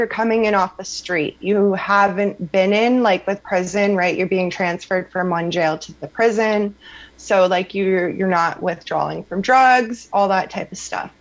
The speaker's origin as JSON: {"language": "English", "town": "Sarnia", "region": "Ontario", "country": "Canada", "tie": "born or raised there", "said": "Sarnia Jail in my hometown"}